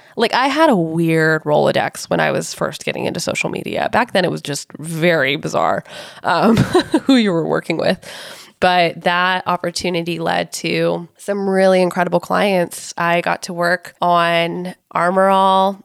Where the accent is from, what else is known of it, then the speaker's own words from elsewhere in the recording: Silicon Valley, California, United States; I grew up in Silicon Valley, and I was surrounded by entrepreneurs and big tech companies